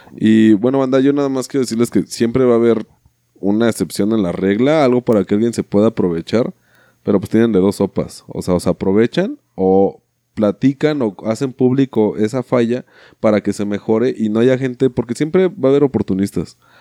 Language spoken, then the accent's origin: Spanish; Mexico